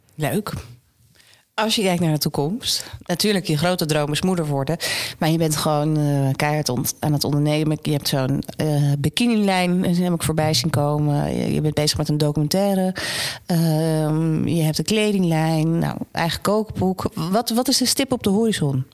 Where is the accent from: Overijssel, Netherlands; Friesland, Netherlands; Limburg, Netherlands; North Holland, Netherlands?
North Holland, Netherlands; Amsterdam; ik ben natuurlijk geboren getogen in Amsterdam